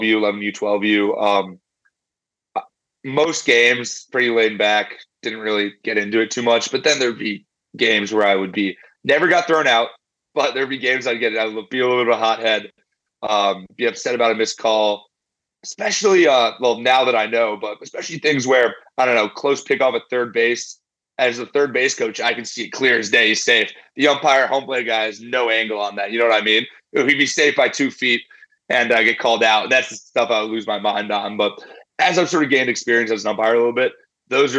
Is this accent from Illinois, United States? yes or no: yes; Chicago, Illinois, United States; most of my life I grew up here in Chicago